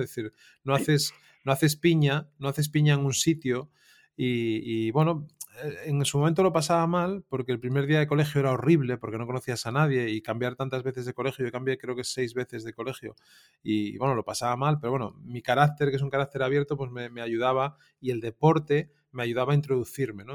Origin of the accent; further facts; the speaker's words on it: Piedras Blancas, Asturias, Spain; also born or lived in Avilés / Navia; yo nací en Avilés y me crié en, Piedras Blancas